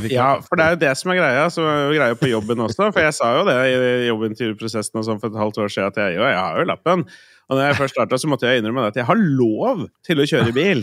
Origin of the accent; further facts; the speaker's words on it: Østfold, Norway; now in Oslo, Norway; Hjemme i Østfold.